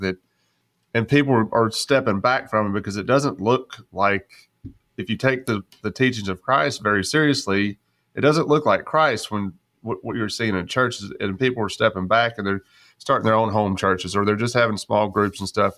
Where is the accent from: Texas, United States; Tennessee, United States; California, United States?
Texas, United States; West; growing up in West Texas